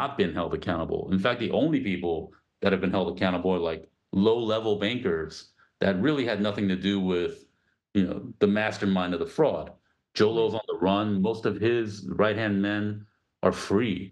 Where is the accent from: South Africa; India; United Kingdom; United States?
United States; as an American crew in Malaysia